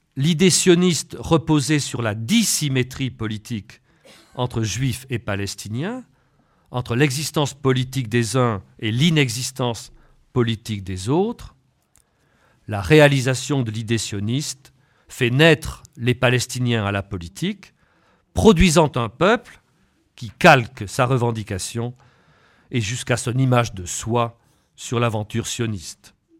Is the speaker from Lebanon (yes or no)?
no; France; Je ne suis pas seulement un Européen, je suis français